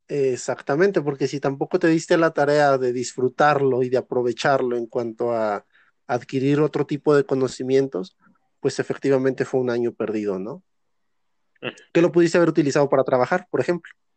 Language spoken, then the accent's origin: Spanish; Zacatecas, Mexico; soy de Zacatecas, Zacatecas